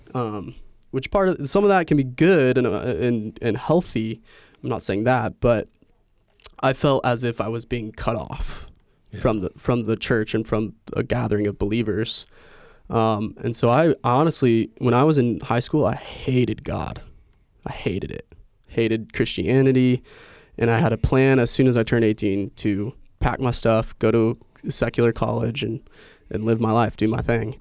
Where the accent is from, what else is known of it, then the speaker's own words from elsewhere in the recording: Indiana, United States; I was born and raised in Indiana